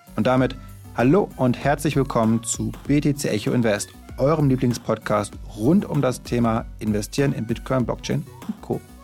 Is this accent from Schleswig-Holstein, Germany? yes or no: no; Berlin, Germany; Wir Berliner sind ja keine Jecken